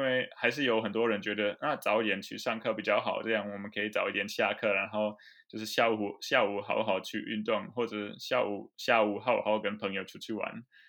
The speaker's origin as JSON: {"language": "Chinese", "country": "Germany", "tie": "born or raised there", "also_born_or_lived": "Taiwan", "second_language": "Chinese", "said": "依我家乡那个邦来讲"}